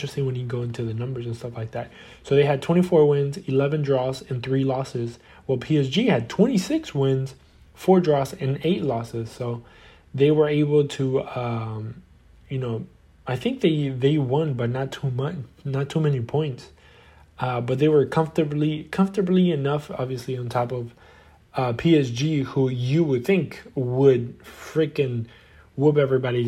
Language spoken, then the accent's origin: English; Argentina; my country, obviously, I'm from Argentina and I support Boca Juniors